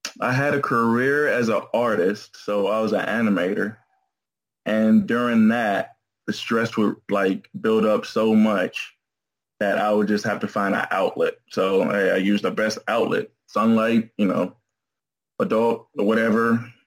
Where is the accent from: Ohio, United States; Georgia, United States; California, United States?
Georgia, United States; Atlanta; Atlanta, Georgia.